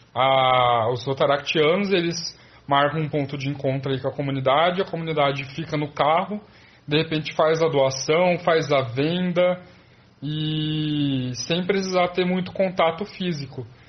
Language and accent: Portuguese; Presidente Prudente, São Paulo, Brazil; eu sou de Presidente Prudente